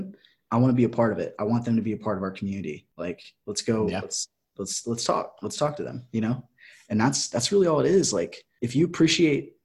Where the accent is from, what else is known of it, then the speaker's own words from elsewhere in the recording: Clear Lake, United States; moved away; back home in Clear Lake